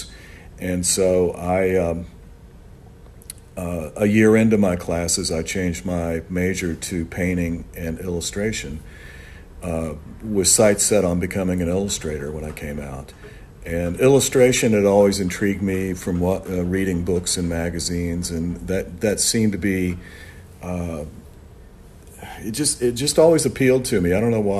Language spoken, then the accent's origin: English; Orlando, Florida, United States; also born or lived in New York; I grew up here in Orlando, Florida.